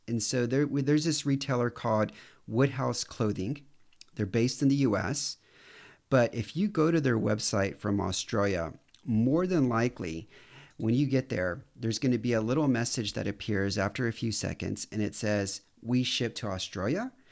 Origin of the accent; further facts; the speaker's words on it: Houston, Texas, United States; moved away as an adult; also born or lived in New York City; now in Romania; I'm from Houston